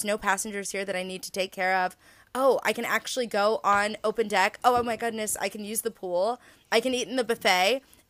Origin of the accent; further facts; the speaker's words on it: United States; as an American